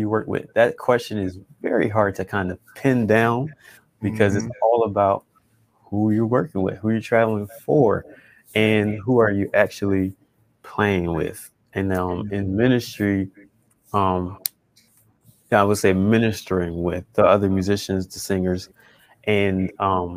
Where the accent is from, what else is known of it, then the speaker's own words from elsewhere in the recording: Philadelphia, Pennsylvania, United States; I grew up in church in Philadelphia, PA